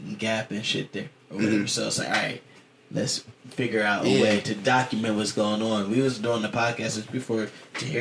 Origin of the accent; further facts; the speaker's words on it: Columbus, Ohio, United States; I'm a boy from Columbus